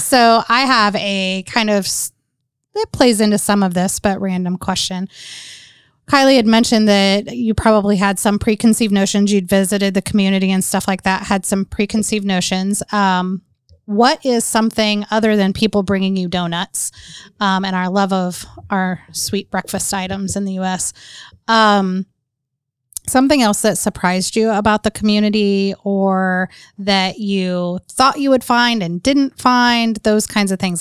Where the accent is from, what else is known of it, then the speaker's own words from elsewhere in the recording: North Carolina, United States; I grew up in North Carolina